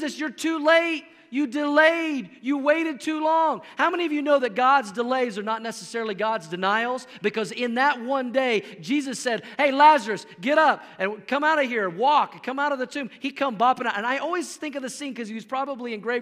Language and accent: English; Oklahoma, United States; moved away as an adult; now in Colorado, United States; I grew up in Oklahoma, but we've been living in Colorado now for 15 years